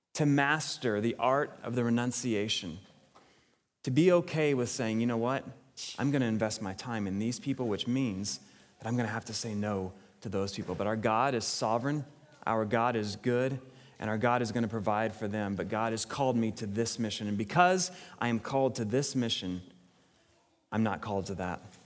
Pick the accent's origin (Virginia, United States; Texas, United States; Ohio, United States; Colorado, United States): Texas, United States; now in Sioux Falls, United States; as a Texan